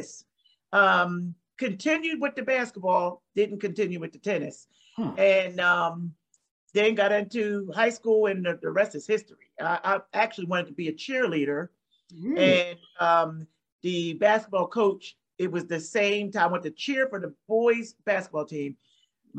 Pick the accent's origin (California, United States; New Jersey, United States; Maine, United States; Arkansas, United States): New Jersey, United States; I grew up in South Jersey. I'm from New Jersey. South Jersey.